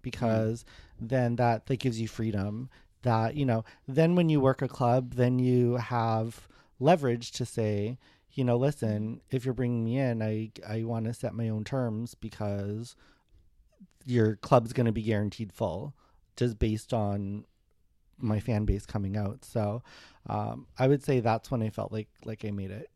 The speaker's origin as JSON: {"language": "English", "town": "Winnipeg", "region": "Manitoba", "country": "Canada", "tie": "born or raised there", "also_born_or_lived": "Alberta / Toronto", "moved": "yes", "said": "I grew up in Winnipeg"}